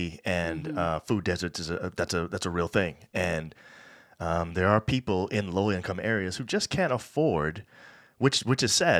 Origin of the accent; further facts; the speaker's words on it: New York, United States; I'm from New York